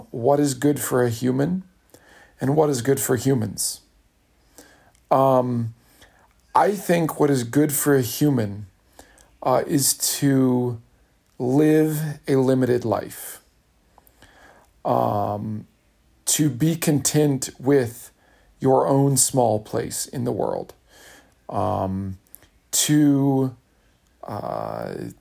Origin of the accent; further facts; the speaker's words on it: Kentucky, United States; I'm from Kentucky, being parochial is a compliment